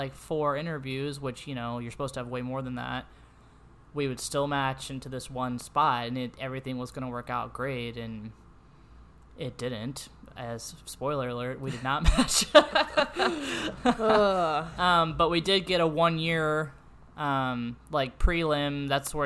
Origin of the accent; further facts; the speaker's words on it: St. Louis, Missouri, United States; moved away as an adult; now in Danville, United States; I'm from St. Louis